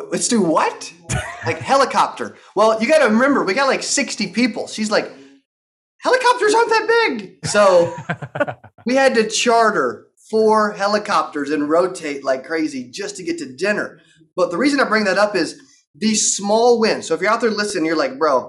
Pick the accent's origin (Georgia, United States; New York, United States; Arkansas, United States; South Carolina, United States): Arkansas, United States; I'm from Arkansas. Like, I grew up in a town for 8,000